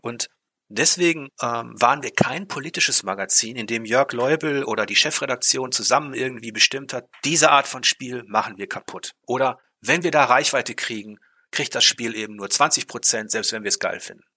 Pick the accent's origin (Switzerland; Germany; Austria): Germany; Ruhr area, North Rhine-Westphalia; ich komme aus dem Ruhrpott